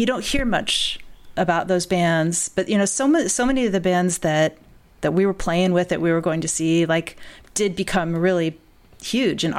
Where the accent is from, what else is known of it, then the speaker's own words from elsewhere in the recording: Bloomington, Indiana, United States; moved away as an adult; also born or lived in Nashville, Tennessee / Boston / England; now in Evanston, United States; I grew up in Bloomington, Indiana, like kind of in and around Bloomington, Indiana, in southern part of the state